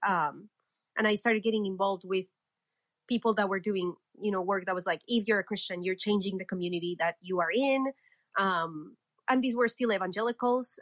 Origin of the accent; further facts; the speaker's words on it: Colombia; I was born and raised in Colombia.